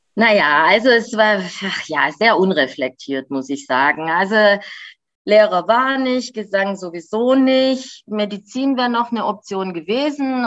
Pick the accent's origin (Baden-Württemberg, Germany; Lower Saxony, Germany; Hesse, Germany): Baden-Württemberg, Germany; Göppingen; moved away; also born or lived in Mexico; in dem Haus, in dem ich aufgewachsen bin, ist ja schon mein Vater groß geworden